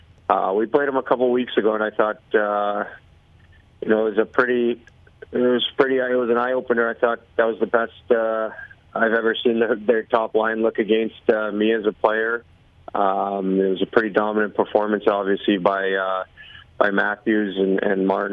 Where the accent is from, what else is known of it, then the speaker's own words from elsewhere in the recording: Toronto, Ontario, Canada; moved away; also born or lived in Calgary / Seattle; I'm from Toronto, and I'm back in the city a bunch in the summer